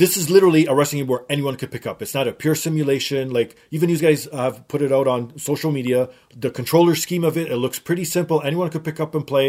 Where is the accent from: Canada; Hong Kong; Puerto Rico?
Canada; I'm being from Canada